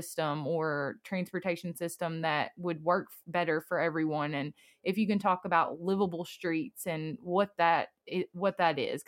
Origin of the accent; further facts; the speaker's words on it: Steele, Missouri, United States; my hometown is in the Boot Hill, Missouri, and it's very rural